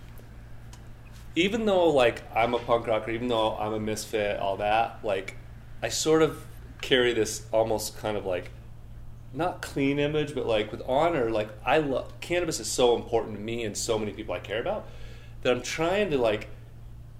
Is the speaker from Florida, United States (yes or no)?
no; northern Utah, United States; also born or lived in Colorado; now in Denver, United States; I'm from Colorado and grew up in northern Utah